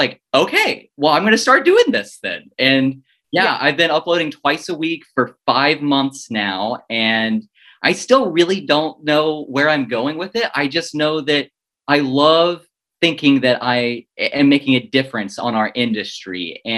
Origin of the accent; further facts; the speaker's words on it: Oregon, United States; moved away as an adult; now in Florida, United States; I moved to Florida from Oregon, and I grew up with dogs, and I had a Jack Russell growing up, and his name was Skip.